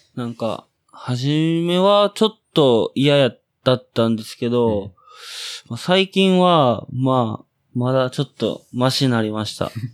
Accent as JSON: {"language": "Japanese", "region": "Osaka", "country": "Japan", "tie": "born or raised there", "moved": "as an adult", "said": "えー、僕は大阪府の、大阪府、大阪市、生野区の出身です。"}